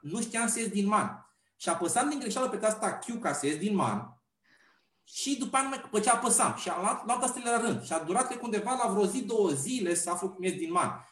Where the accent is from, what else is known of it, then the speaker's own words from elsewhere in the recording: Pitești, Argeș, Romania; now in Bucharest, Romania; sunt de origine din Pitești